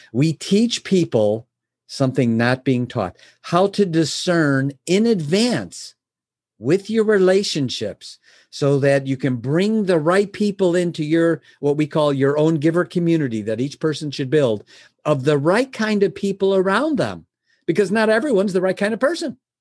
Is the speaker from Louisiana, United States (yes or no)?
no; Chicago, Illinois, United States; I was born in Chicago. Uh, my my father was a milkman. I was raised, you know, son of a milkman back then